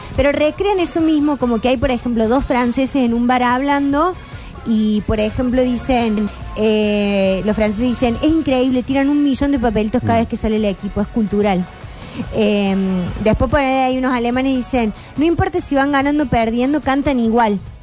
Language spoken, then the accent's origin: Spanish; Argentina; nos identifica mucho como argentinos